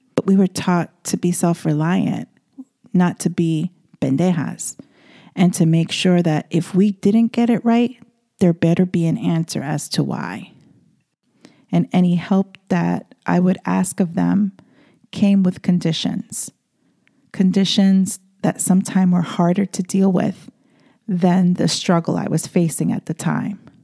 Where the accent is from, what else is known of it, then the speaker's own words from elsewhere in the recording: New York City, New York, United States; moved away as an adult; I am born and bred in the Bronx, and all I knew and understood was the city life and being in the daily runaround of New York City